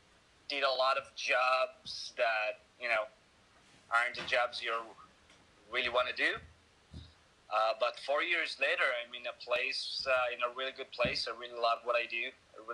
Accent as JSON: {"language": "English", "town": "Hod HaSharon", "region": "Central District", "country": "Israel", "tie": "born or raised there", "also_born_or_lived": "Tel Aviv", "moved": "yes", "said": "outside of Tel Aviv in my hometown, Hod HaSharon."}